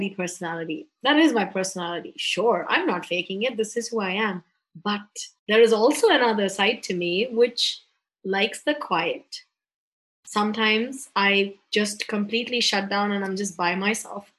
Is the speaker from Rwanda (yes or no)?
no; Mumbai, Maharashtra, India; I'm from Bombay, India